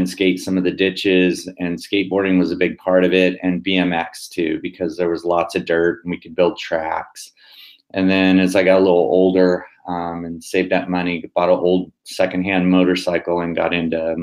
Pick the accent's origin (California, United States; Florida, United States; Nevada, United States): California, United States; Antioch; also born or lived in Brentwood, California; I grew up in Antioch and Brentwood, that area, in Northern California